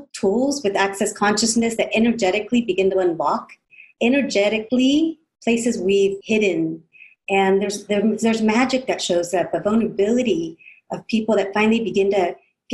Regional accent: California, United States; growing up in California from parents of Mexico

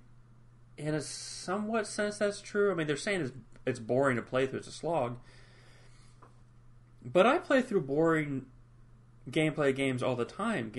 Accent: United States; I am American

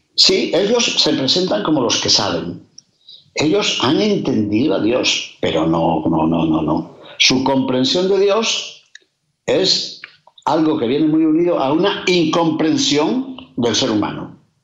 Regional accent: Castile and León, Spain; como dicen en mi tierra de León

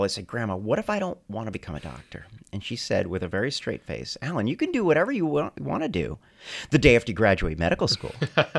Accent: New Jersey, United States; So no, I was born and raised in New Jersey.

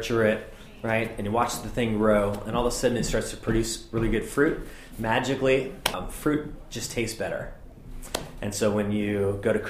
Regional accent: Pacific Northwest, United States; growing up in the Pacific Northwest

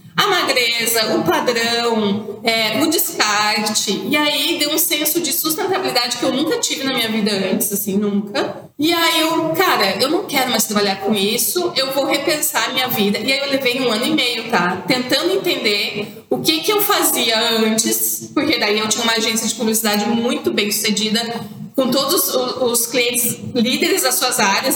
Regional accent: Santa Catarina, Brazil; Como eu sou de Santa Catarina, o nosso universo têxtil é muito forte

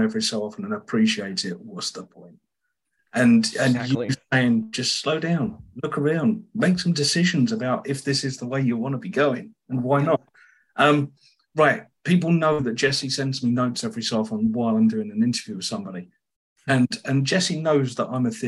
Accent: South Britain, England, United Kingdom; I'm South British

